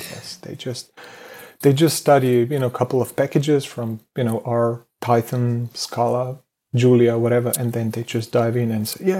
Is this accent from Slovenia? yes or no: yes; Slovenia; I'm coming from Slovenia.